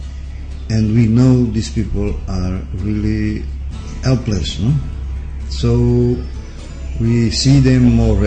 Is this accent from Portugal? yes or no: yes; Portugal; moved away; I'm from Portugal